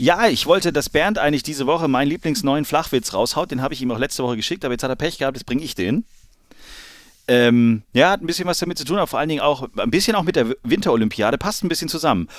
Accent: Germany; als Deutscher

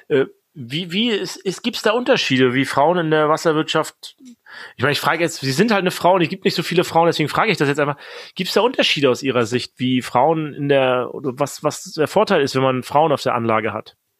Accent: the East, East Germany, Germany; wir kommen ja beide aus dem Osten auch

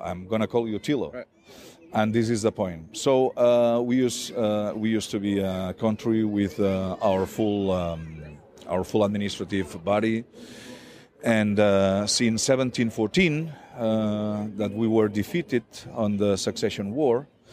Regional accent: Catalonia, Spain; first language Catalan; English is a second language; my mother tongue is Catalan

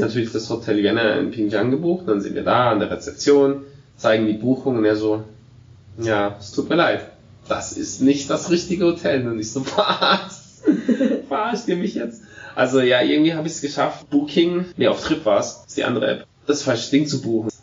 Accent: Germany; Aber als Deutscher

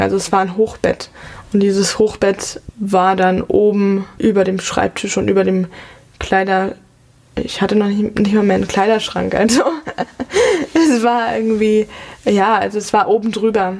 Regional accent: Mainz, Rhineland-Palatinate, Germany; first language German; moved away as an adult; also born or lived in London / New York; ich bin hier in Mainz aufgewachsen und bin auch aufs Frauenlob-Gymnasium Mainz gegangen

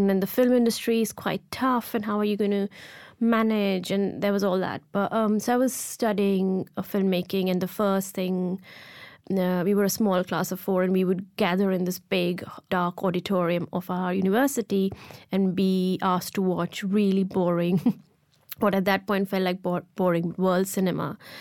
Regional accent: Ahmedabad, Gujarat, India; I grew up in India and in a hot city of Ahmedabad

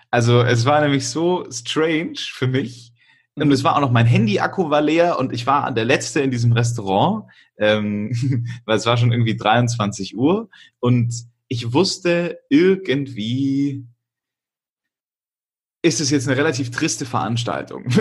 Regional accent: Augsburg, Bavaria, Germany; also ich komme ja aus Augsburg

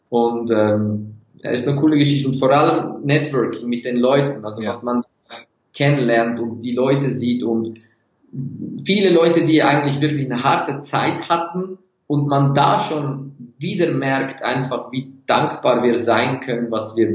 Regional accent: Turkey; Seitdem bin ich so fast 60, 70 Prozent vegan als Türke und ich liebe Fleisch.

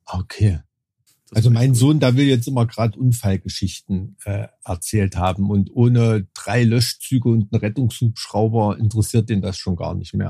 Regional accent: Thuringia, Germany; aufgewachsen bin in Thüringen

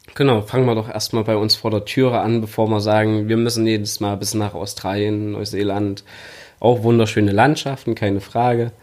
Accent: Erfurt, Thuringia, Germany; moved away as an adult; now in Leipzig, Germany; Ursprünglich komme ich aus Erfurt, wohne aber jetzt schon seit fast 13 Jahren in Leipzig

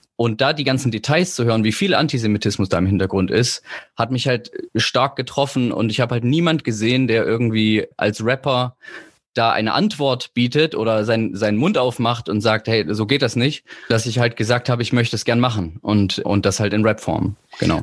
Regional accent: Leipzig, Saxony, Germany; moved away; Ich komme ja eigentlich aus Leipzig

